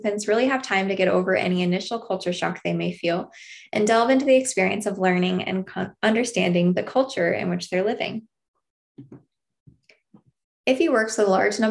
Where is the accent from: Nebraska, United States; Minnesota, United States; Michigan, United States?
Nebraska, United States; Mead; also born or lived in Missouri; I was raised in Mead, Nebraska, which is a very small rural farming community